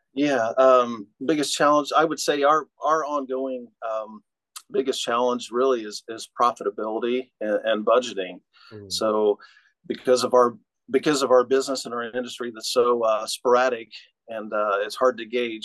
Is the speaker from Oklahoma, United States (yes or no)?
yes; Oklahoma, United States; moved away as an adult; also born or lived in Cincinnati, Ohio; now in Muncie, United States; I grew up in Oklahoma, um, and then um, went to high school in Oklahoma.